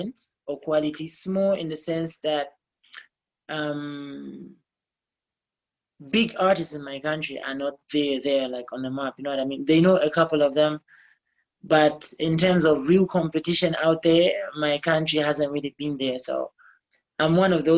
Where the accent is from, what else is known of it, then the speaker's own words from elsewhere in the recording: Copperbelt Province, Zambia; moved away; I'm from the Copper Belt.